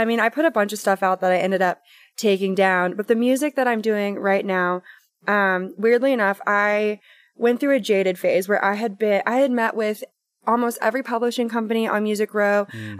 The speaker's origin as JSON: {"language": "English", "town": "Hot Rock", "region": "Tennessee", "country": "United States", "tie": "born or raised there", "said": "I grew up in Hot Rock, Tennessee, on a 30-acre farm, was homeschooled, just me and my mom and my sister."}